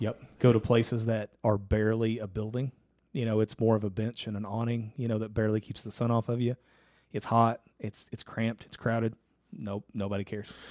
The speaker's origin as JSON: {"language": "English", "town": "Ashland", "region": "Kentucky", "country": "United States", "tie": "born or raised there", "said": "we actually went to my hometown for it"}